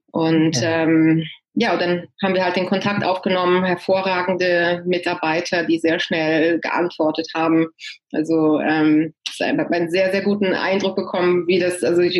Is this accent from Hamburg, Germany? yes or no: no; Hanover, Lower Saxony, Germany; moved away as an adult; also born or lived in Italy; now in San Francisco Bay Area, United States; Ich äh, bin gebürtige Deutsche, komme aus Hannover, äh, bin aber nach dem Abitur ausgewandert, erst Italien und jetzt seit, äh, oh Gott, 15, mehr als 15 Jahren in der San Francisco Bay Area